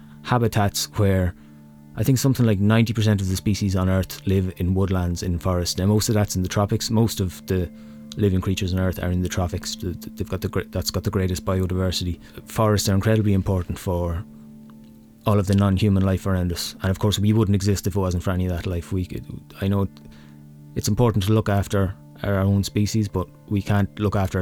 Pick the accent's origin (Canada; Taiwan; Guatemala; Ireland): Ireland; Navan, County Meath; I come from Navan in County Meath